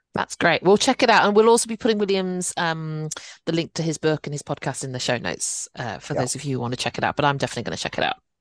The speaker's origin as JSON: {"language": "English", "country": "United Kingdom", "tie": "born or raised there", "said": "I'm I'm British born Chinese"}